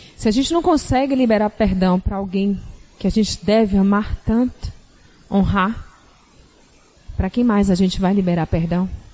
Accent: Salvador, Bahia, Brazil; moved away; Vocês estão percebendo nosso sotaque, né? Nós somos de Salvador.

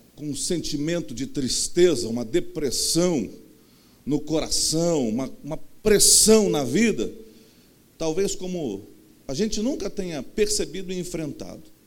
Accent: Rio de Janeiro, Brazil; accent: carioca; eu nasci no, no Rio de Janeiro mesmo, com esse jeito todo carioca que eu tenho

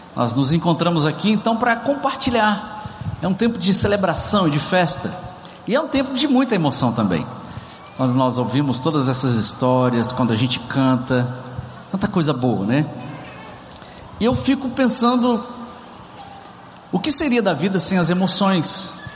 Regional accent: Brazil; now in Ceará, Brazil; somos latinos, somos brasileiros, somos cearense.

